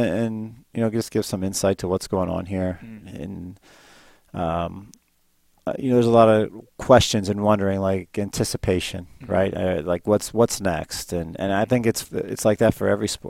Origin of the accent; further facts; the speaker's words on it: Northeast Ohio, United States; moved away; I grew up in the Northeast Ohio area